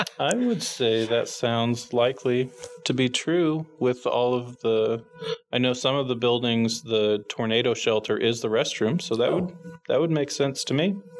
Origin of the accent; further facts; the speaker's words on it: Kansas City, Kansas, United States; since I grew up in the Kansas City area, I grew up going to the Central Resource Library.